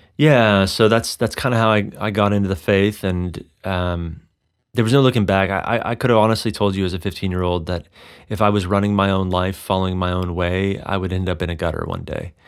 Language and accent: English; Texas, United States; now in Colorado, United States; I grew up in Texas